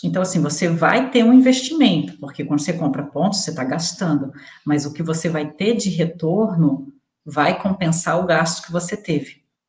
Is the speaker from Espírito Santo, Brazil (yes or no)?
no; Resende, Rio de Janeiro, Brazil; Eu vim da roça, sabe? Eu nasci em Resende, interior do Rio de Janeiro, sabe? Eu era aquelas lá, meu pai criava boi e tal, eu sou da roça mesmo